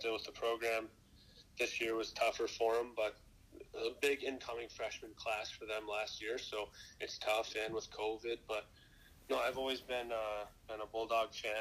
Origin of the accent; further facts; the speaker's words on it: Big Rapids, Michigan, United States; growing up, I'm from Big Rapids, Michigan